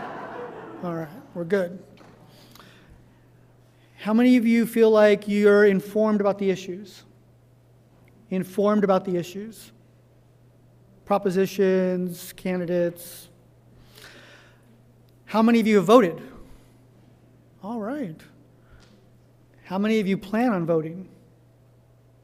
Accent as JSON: {"language": "English", "area": "Orange County", "region": "Southern California", "country": "United States", "tie": "born or raised there", "said": "I was born and raised in Southern California, in Orange County"}